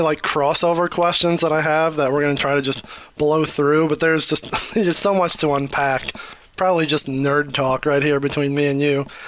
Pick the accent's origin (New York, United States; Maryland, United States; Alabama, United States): New York, United States; now in Detroit, United States; I'm also originally from New York. Um, been in Detroit for 30 years